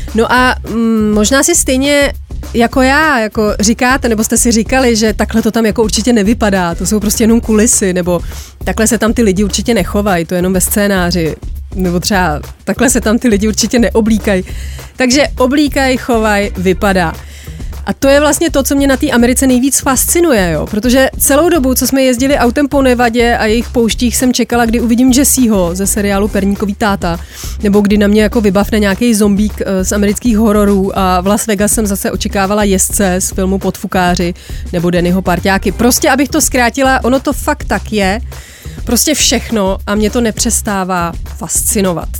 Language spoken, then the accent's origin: Czech; Czechia; u nás v Čechách